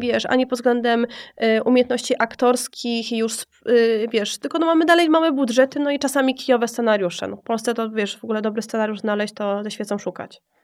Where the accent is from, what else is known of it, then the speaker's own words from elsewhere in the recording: Kraków, Lesser Poland, Poland; moved away; na czym się może wychować dziewczyna z, z Nowej Huty